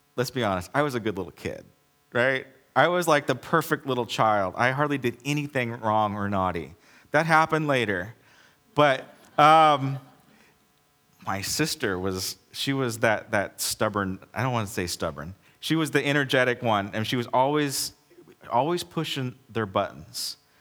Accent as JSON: {"language": "English", "country": "United States", "said": "I'm an American"}